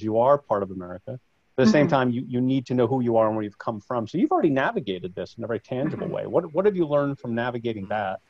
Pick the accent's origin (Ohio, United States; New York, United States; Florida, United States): New York, United States; I grew up in New York